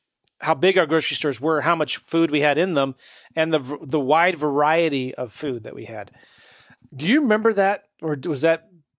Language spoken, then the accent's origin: English; United States; I grew up as like in America